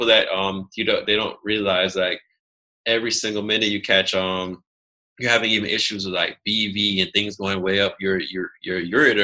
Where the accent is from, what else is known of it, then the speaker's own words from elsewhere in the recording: United States; also born or lived in Jamaica (ancestry) / Atlanta, Georgia (works); I am American